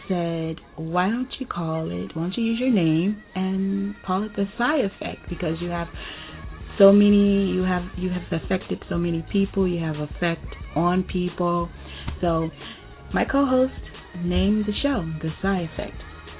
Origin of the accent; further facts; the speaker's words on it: Tampa, Florida, United States; moved away as an adult; also born or lived in Miami, Florida / Memphis, Tennessee / North Carolina; now in Georgia, United States; I am from Miami, Florida. I relocated to Tampa, Florida when I was a kid, and I've lived in Memphis, Tennessee, I've lived in North Carolina, moved back to Miami, Florida, and recently relocated to Georgia.